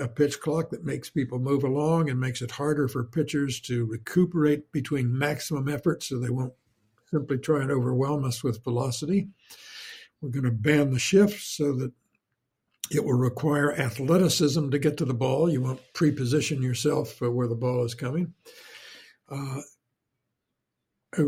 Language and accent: English; Champaign, Illinois, United States; moved away as an adult; I'm from Central Illinois, from Champaign